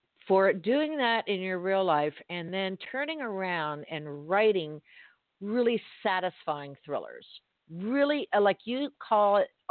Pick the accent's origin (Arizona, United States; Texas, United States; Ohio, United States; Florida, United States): Florida, United States; Miami; I'm born and raised in Miami. I read like a Miamian, I'm a Floridian girl